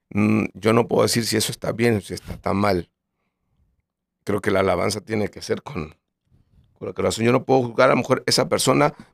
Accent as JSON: {"language": "Spanish", "country": "Colombia", "said": "porque somos de Colombia y nuestro género es este"}